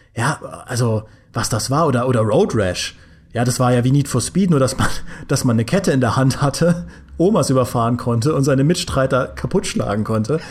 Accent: Trier, Rhineland-Palatinate, Germany; im äh, Ratio bei uns in Trier

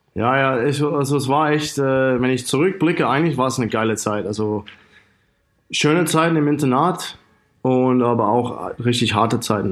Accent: Australia; German is a second language; moved away as an adult; also born or lived in Cottbus / Freiburg / Saarland; In Australien, wo ich wohne

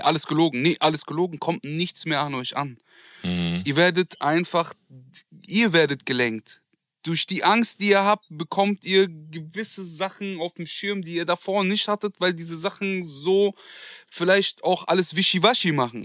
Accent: Germany; also born or lived in Turkey / Kurdistan; Ich bin Deutscher

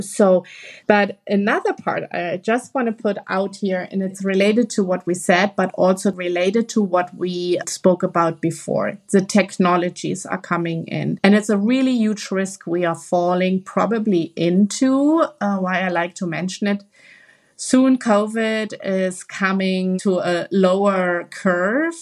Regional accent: Germany; we are all from Germany here, the three of us, the country we live in right now

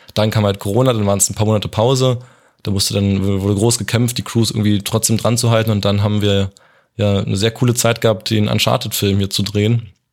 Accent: Potsdam, Brandenburg, Germany; also born or lived in Hamburg; Ich komme halt aus Potsdam

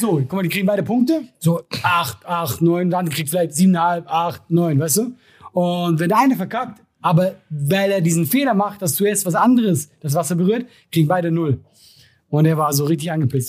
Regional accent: Switzerland; wir Schweizer

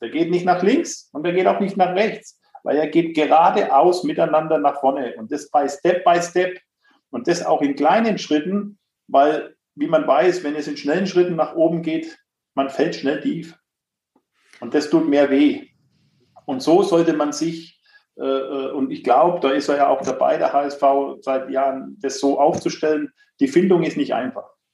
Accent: Nuremberg, Bavaria, Germany; ich bin gebürtiger Nürnberger

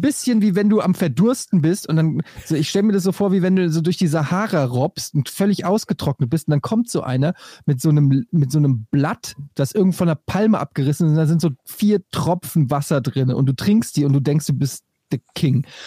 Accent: Frankfurt, Hesse, Germany; Bei uns in Frankfurt

